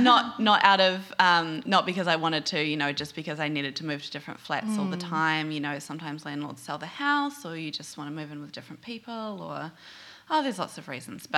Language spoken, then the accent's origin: English; New Zealand; accent: New Zealand; Hello, my New Zealand accent.